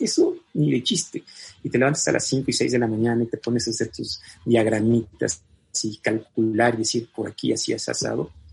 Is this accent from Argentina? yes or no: no; Mexico